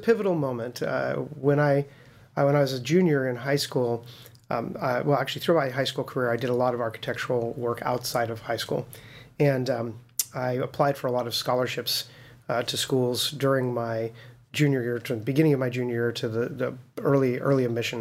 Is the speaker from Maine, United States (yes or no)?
no; Las Vegas, Nevada, United States; I was born and raised in Vegas. Yeah, I never lived anywhere else